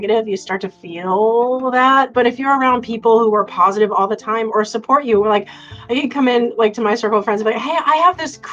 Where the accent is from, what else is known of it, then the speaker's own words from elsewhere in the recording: Cape Cod, Massachusetts, United States; I grew up on Cape Cod and I lived on the beach